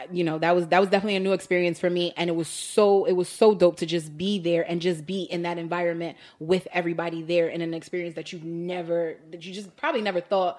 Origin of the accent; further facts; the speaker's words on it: New Jersey, United States; I grew up in North Jersey.